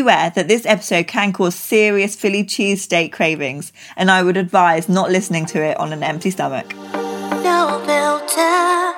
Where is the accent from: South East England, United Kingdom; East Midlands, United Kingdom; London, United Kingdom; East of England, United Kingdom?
South East England, United Kingdom; Reading; Close to Reading.